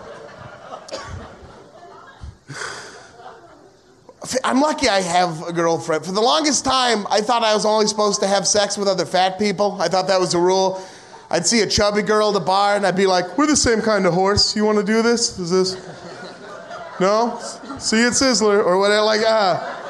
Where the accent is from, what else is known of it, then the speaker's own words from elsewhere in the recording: United States; as an American